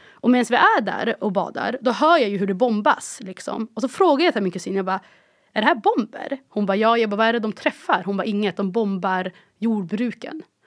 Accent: Umeå, Västerbotten County, Sweden; born or raised there; moved away as an adult; also born or lived in Cairo, Egypt

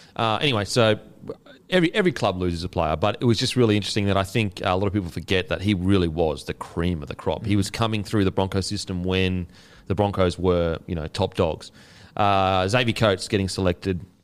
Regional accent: Queensland, Australia; as a Queenslander

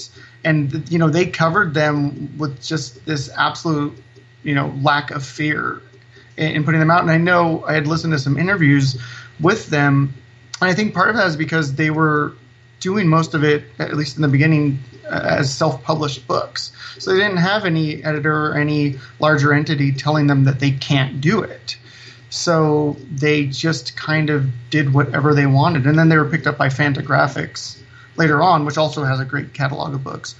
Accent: Salinas, California, United States; also born or lived in Bay Area; I grew up here in Salinas. Even though I moved away to the Bay Area for a bit, I came back

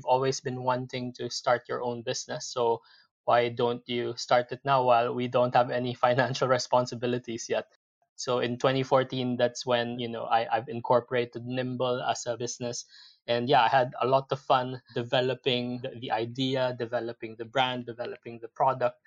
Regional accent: Philippines; moved away as an adult; now in United Kingdom; I'm originally from the Philippines. I moved to the UK back in 2006 to basically join Unilever here in the UK

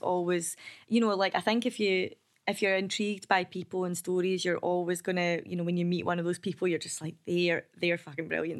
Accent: Kilbarchan, Scotland, United Kingdom; also born or lived in Biggar; I grew up in Kilbarkin

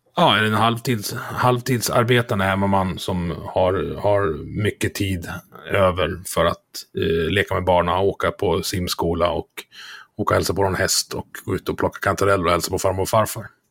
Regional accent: Dalarna County, Sweden; jag är från Dalarna, vi, vi känner varandra här

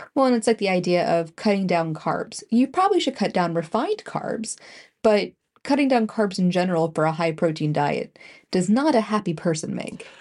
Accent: Canada; being Canadian ish

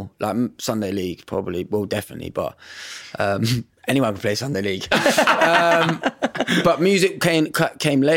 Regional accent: Bedford, East of England, United Kingdom; moved away; I'm from Bedford, so going home back to where I grew up

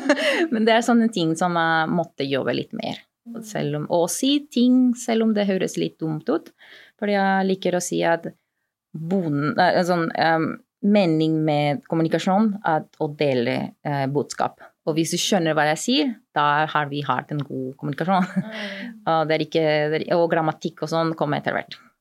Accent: Peru; accent: lapskaus-dialekt; Norwegian is a second language; moved away as an adult; also born or lived in Kristiansund / Kristiansand; now in Oslo, Norway; jeg er opprinnelig fra Peru. Jeg kom til Norge litt over fire år siden

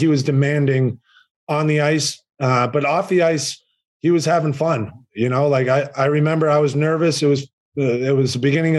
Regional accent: Boston, Massachusetts, United States; moved away as an adult; now in Nashville, United States; I was from Boston, too

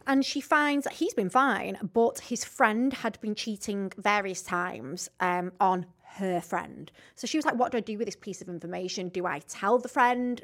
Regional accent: Rossendale, North West England, United Kingdom; I'm actually from Rosendale

